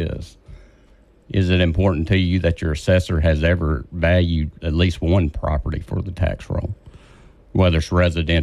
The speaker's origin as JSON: {"language": "English", "town": "Vivian", "region": "Louisiana", "country": "United States", "said": "I'm from Vivian, Louisiana. I've been in Vivian since 2017."}